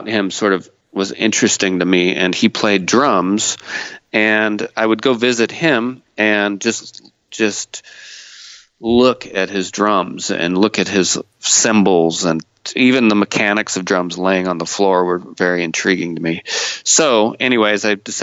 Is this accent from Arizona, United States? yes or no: no; Northern California, United States; now in Seattle, United States; I built that skill growing up in Northern California